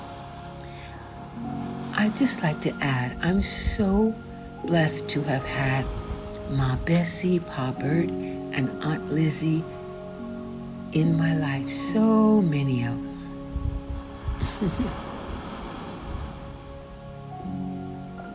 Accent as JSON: {"language": "English", "town": "Many", "region": "Louisiana", "country": "United States", "tie": "born or raised there", "moved": "yes", "said": "I was born in Manny"}